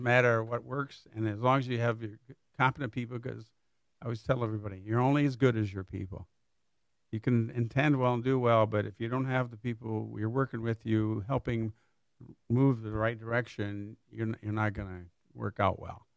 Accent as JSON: {"language": "English", "town": "Niles", "region": "Michigan", "country": "United States", "tie": "born or raised there", "also_born_or_lived": "Kalamazoo, Michigan / Southfield, Michigan / Pontiac, Michigan", "moved": "as an adult", "lives_now": "Lake Orion, United States", "said": "I grew up in a little town near Niles, Michigan. It's in the southwest corner of the state"}